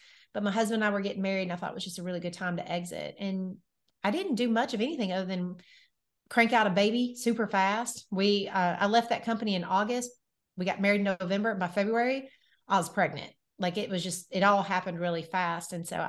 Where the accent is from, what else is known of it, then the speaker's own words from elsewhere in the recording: Nashville, Tennessee, United States; I am from Nashville, Tennessee. I am so born, cool, bred, and raised here.